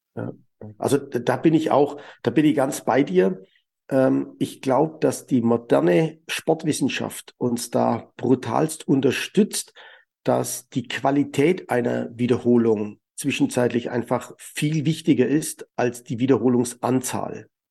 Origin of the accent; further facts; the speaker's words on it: Germany; bei uns in Deutschland